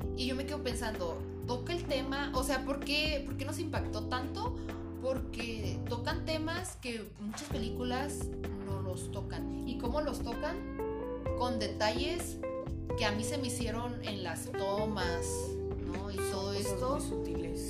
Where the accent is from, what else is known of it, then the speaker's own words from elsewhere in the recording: Tijuana, Baja California, Mexico; Aunque somos tijuanenses, no tengo ese acento Push.